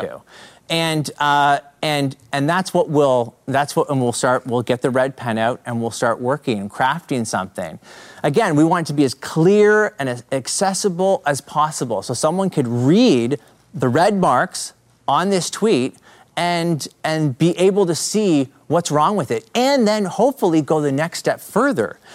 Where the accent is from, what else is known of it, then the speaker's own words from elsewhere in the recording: Canada; accent: Canadian; I'm from Canada. So you might pick up the Canadian accent